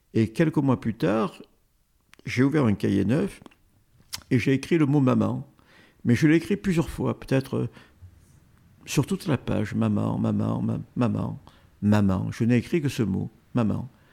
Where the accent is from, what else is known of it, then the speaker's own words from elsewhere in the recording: Marseille, Provence-Alpes-Côte d'Azur, France; mon enfance à Marseille